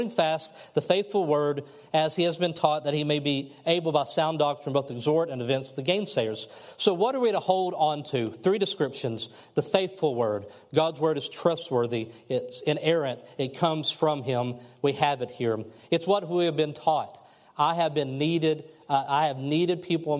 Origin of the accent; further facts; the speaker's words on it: Kentucky, United States; moved away; I'm from Kentucky